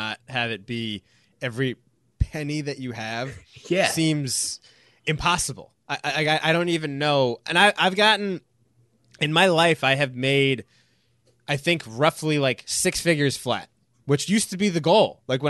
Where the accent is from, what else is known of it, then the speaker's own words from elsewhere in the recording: New York, United States; I'm a New Yorker, but like, maybe it's time to spend a couple years living down here in Charleston.